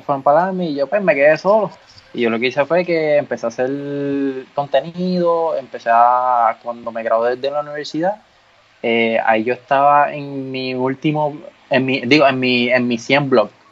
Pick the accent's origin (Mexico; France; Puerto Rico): Puerto Rico; Ponce; yo soy de Ponce